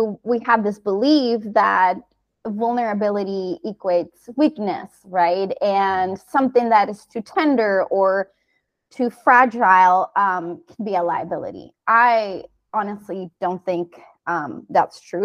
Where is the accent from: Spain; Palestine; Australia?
Spain; Canary Islands; moved away as an adult; also born or lived in United States; I'm originally from the Canary Islands, but I studied in the US